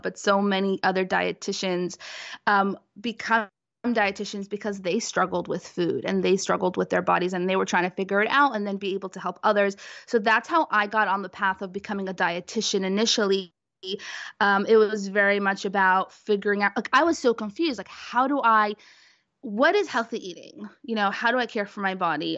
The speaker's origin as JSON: {"language": "English", "town": "New York City", "region": "New York", "country": "United States", "said": "I'm from Brooklyn, New York"}